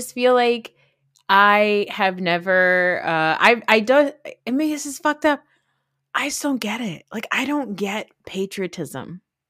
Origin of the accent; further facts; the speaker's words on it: Saudi Arabia; now in United States; where are you from? And I'd say Saudi Arabia. And they'd be like, do you speak Arabic? And I'd be like, no.